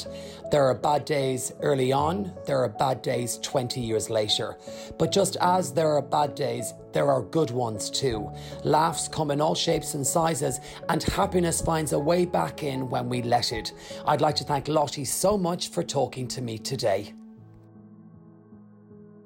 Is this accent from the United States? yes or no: no; Rathangan, County Kildare, Ireland; moved away; I return to my hometown of Rathangan